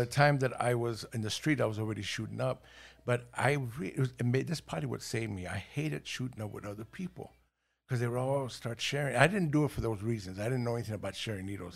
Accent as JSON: {"language": "English", "town": "Los Angeles", "region": "California", "country": "United States", "tie": "born or raised there", "also_born_or_lived": "El Paso, Texas / Ciudad Juárez, Mexico / Watts / San Gabriel Valley", "second_language": "English", "said": "I was born in El Paso, Texas, but we were from Juaritos, the other side. And two years old, we ended up in Los Angeles."}